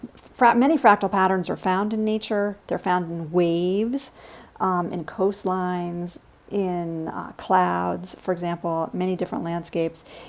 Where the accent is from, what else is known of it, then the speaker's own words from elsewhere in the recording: New York City, New York, United States; now in Washington, D.C., United States; I was a real city kid. I grew up in New York City